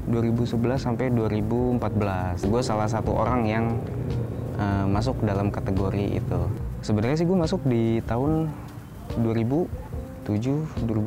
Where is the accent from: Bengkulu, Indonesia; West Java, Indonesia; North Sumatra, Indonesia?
West Java, Indonesia; Tasikmalaya; also born or lived in Jakarta; tinggal di Jakarta gitu ya walaupun gede di Jawa Barat gitu di Tasik di pesantren